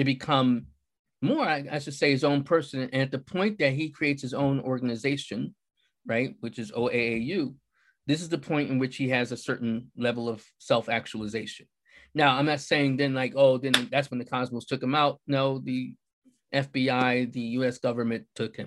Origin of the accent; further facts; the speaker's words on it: Buffalo, New York, United States; moved away as an adult; also born or lived in Philadelphia / Newark / Brooklyn; I'm from Buffalo, New York, and I have lived in Philadelphia. I've lived in Newark. I lived in Brooklyn